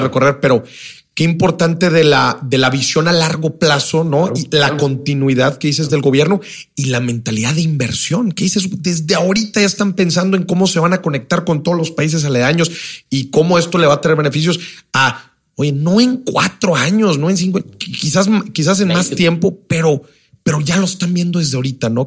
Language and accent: Spanish; Mexico